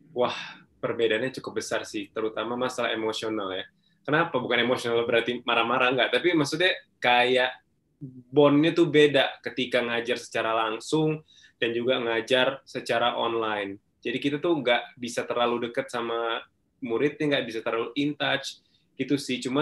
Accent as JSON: {"language": "Indonesian", "town": "Binjai", "region": "North Sumatra", "country": "Indonesia", "tie": "born or raised there", "also_born_or_lived": "Stabat", "said": "Kalau waktu kecil, uh, eh, gue di Sumatera Utara, tepatnya di Binjai, small town banget. Jadi ada Medan, ada Binjai gitu. Jadi uh, kota kecil banget di situ. Um, gue lahirnya di Stabat, beda kota lagi, uh, kampung lah gitu, orang Langkat."}